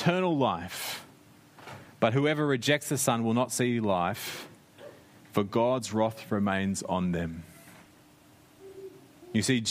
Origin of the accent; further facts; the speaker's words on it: Australia; moved away as an adult; now in New Zealand; I grew up in Australia.